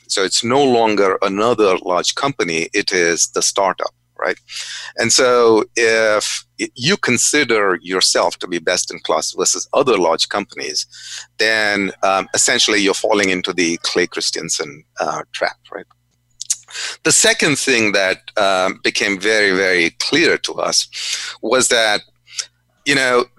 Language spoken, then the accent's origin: English; India; moved away; also born or lived in Goa (family origin); when I was growing up in India.